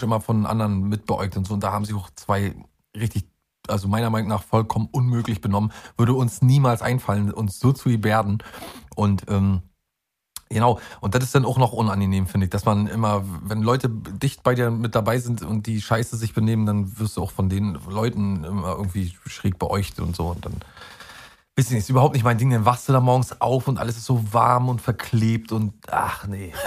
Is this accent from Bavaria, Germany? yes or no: no; Mecklenburg-Vorpommern, Germany; da wo ich herkomme, nämlich in Mecklenburg-Vorpommern